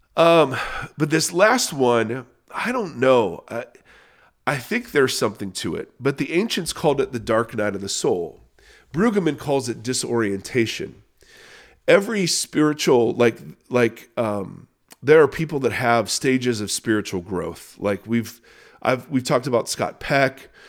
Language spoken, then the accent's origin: English; Canada; I'm Canadian